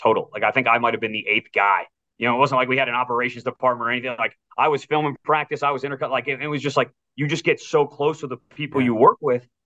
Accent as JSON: {"language": "English", "town": "Wellesley", "region": "Massachusetts", "country": "United States", "tie": "born or raised there", "moved": "yes", "said": "my hometown in Wellesley"}